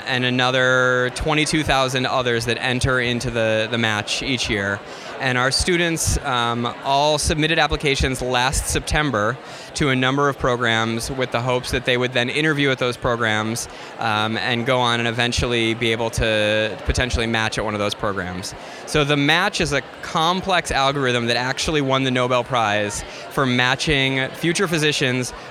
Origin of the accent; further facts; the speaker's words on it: Chicago, Illinois, United States; I'm from Chicago